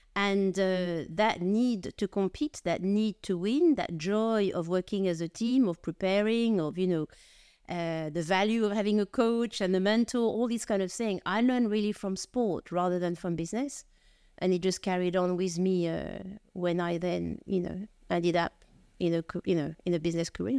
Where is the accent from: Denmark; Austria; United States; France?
France; accent: French; now in United Kingdom; I'm French of origin, as you probably gather from, uh, from my accent